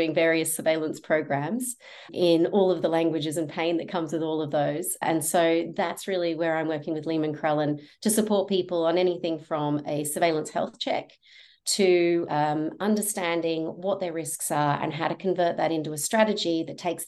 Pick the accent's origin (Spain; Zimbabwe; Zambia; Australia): Australia; accent: Australian; moved away; also born or lived in London, United Kingdom; You can hear from my accent that I've got family in Australia